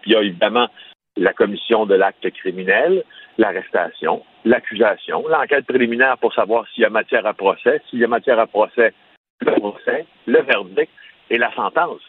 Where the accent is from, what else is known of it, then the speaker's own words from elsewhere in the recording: Abitibi-Témiscamingue, Quebec, Canada; j'ai grandi en Abitibi-Témiscamingue